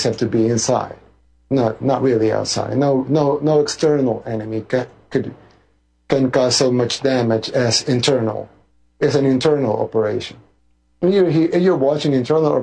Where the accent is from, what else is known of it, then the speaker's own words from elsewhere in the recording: El Salvador; I'm from El Salvador, a third world country in Central America